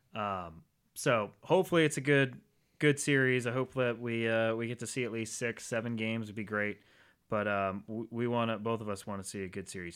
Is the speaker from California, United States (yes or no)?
no; Rhode Island, United States; moved away; growing up in Rhode Island